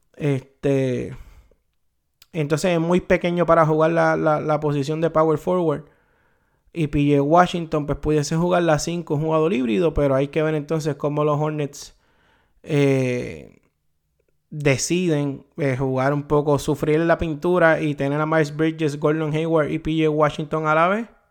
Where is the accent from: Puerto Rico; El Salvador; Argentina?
Puerto Rico; como puertorriqueño, como boricua